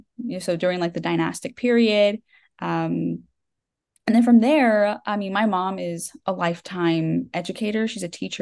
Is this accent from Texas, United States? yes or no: yes; Texas, United States; also born or lived in Japan; now in Dallas, United States; So I am from Texas in the United States. I mostly grew up in Texas, went to school and everything here.